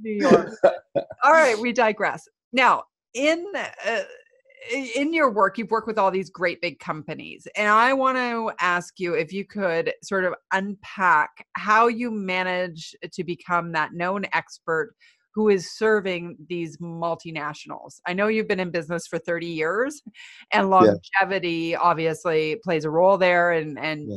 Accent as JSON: {"language": "English", "country": "Canada", "said": "as a Canadian half citizen"}